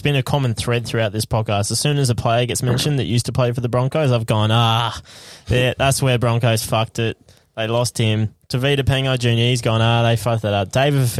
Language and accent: English; Woody Point, Queensland, Australia; I was born in Woody Point.